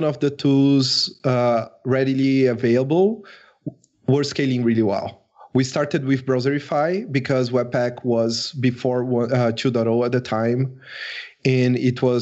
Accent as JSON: {"language": "English", "country": "Brazil", "said": "I am from Brazil"}